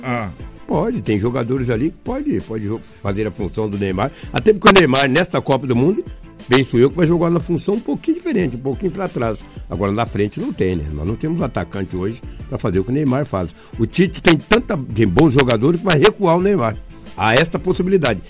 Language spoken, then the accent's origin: Portuguese; Brazil; nós somos brasileiros